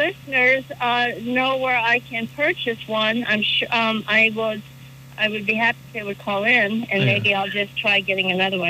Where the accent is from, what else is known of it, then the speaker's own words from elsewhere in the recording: Illinois, United States; moved away as an adult; also born or lived in Vermont; now in North Ferrisburgh, United States; I grew up in Illinois.